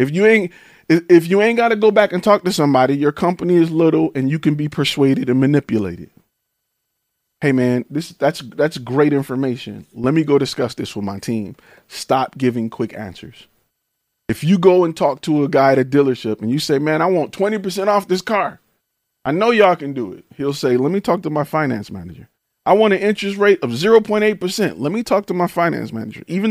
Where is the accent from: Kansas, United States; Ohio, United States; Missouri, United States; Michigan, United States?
Michigan, United States; Detroit; I'm from Detroit